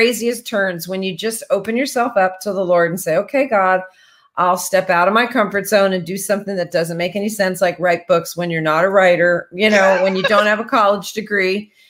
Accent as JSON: {"language": "English", "region": "New Jersey", "country": "United States", "tie": "born or raised there", "moved": "yes", "lives_now": "Franklin, United States", "said": "we live just outside of Nashville in Franklin, Tennessee. And, you know, I grew up in New Jersey, so I don't know why I'm in Tennessee."}